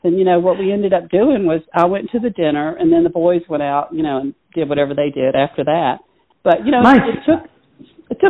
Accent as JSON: {"language": "English", "area": "Low Country", "region": "South Carolina", "country": "United States", "tie": "born or raised there", "moved": "yes", "said": "I grew up in South Carolina"}